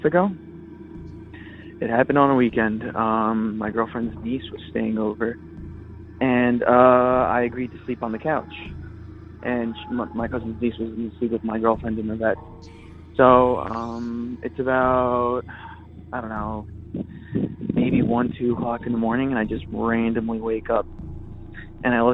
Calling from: Redondo Beach, California, United States; I'm calling from Redondo Beach

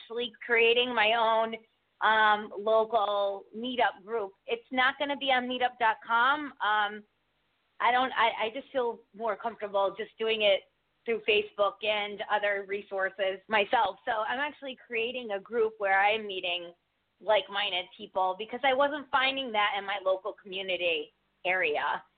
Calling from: Connecticut, United States

